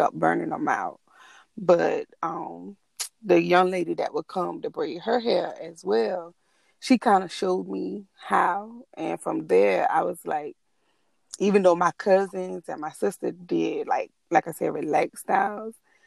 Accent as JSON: {"language": "English", "town": "Allendale", "region": "South Carolina", "country": "United States", "said": "I'm originally from Allendale, South Carolina."}